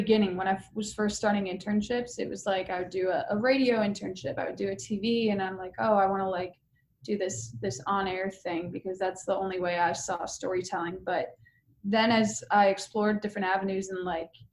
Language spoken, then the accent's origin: English; Hartland, Wisconsin, United States; Lived in my hometown of Heartland, Wisconsin